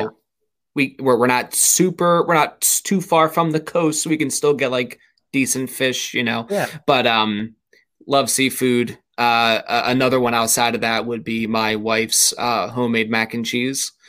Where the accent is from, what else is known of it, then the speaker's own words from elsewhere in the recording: suburbs of Philadelphia, Pennsylvania, United States; always lived in Pennsylvania, uh, born uh, technically in Philadelphia, but always grew up in the suburbs of, of Philadelphia